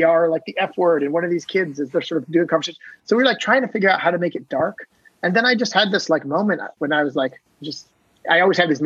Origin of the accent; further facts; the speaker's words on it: Maine, United States; moved away; I grew up in this tiny town in Maine, near Canada on the ocean